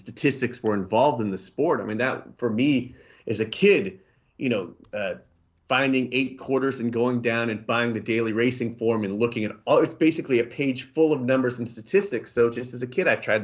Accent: Washington, District of Columbia, United States; moved away as an adult; now in Memphis, United States; I grew up in Washington, D.C.

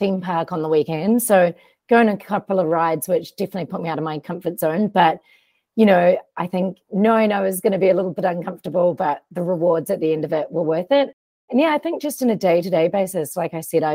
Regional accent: New Zealand; also born or lived in United States; I went to college on a soccer scholarship in the US as a Kiwi

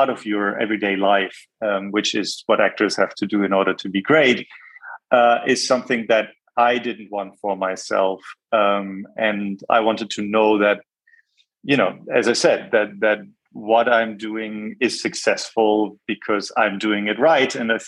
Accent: Bonn, North Rhine-Westphalia, Germany; born there; also born or lived in Jakarta, Indonesia / Hamburg / Munich; I was born in Bonn. I lived in Jakarta from the ages of 3 to 7, important years

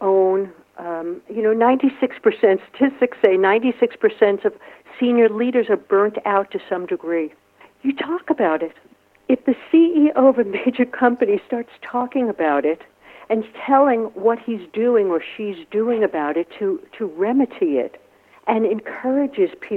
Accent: New York City, New York, United States; I'm from New York City, right, from the Bronx

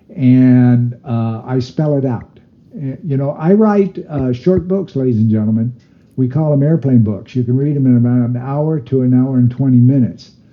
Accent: United States; I'm Native American

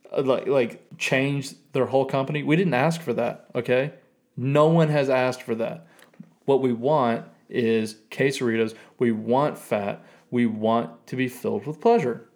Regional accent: Tennessee, United States; Being born and raised in Tennessee, Sonic is kind of like a staple of my culture

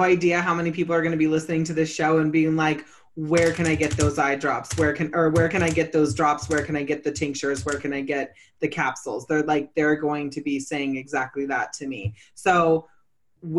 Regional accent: California, United States; I'm originally from California.

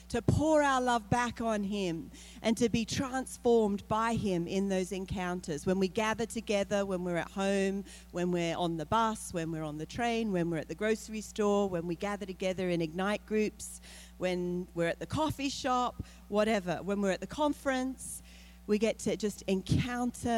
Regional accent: Australia; moved away; I'm from Australia.

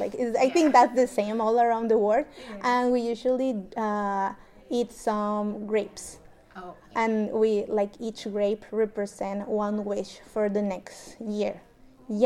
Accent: Mexico; now in Canada; I am from Mexico

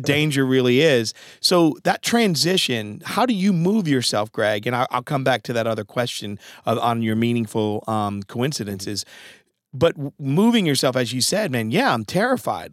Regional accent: Norwich, Connecticut, United States; also born or lived in New London, Connecticut; I was born in New London, Connecticut, and, um, and my mom eventually moved us to Norwich, Connecticut

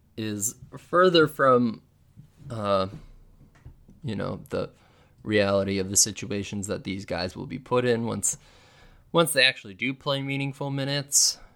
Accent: Milwaukee, Wisconsin, United States; I was from Milwaukee

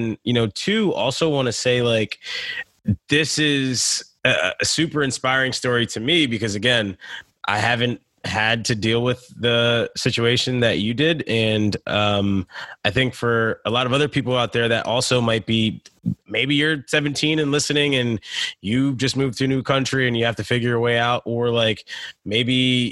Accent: United States; I grew up in the States

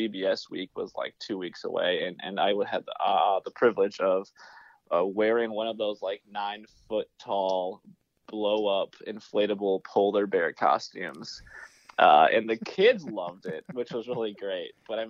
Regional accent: Minnesota, United States; as a Minnesotan

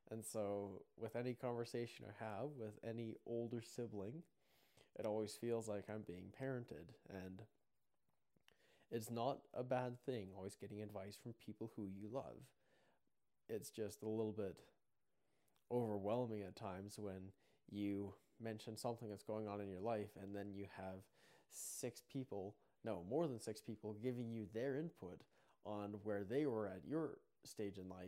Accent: Mountain View, Alberta, Canada; also born or lived in Cardston, Alberta; called uh, called Mountain View. And I went to school there for, um, for kindergarten up until grade nine.

